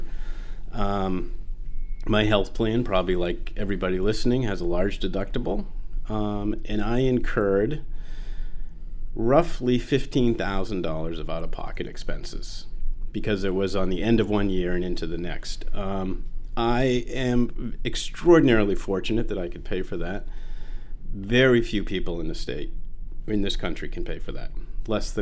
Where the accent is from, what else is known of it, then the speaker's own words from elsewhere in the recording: Sanford, Maine, United States; moved away as an adult; also born or lived in Boston / Vail; I grew up in Sanford, spent the first 18 years there, went to high school in the public high school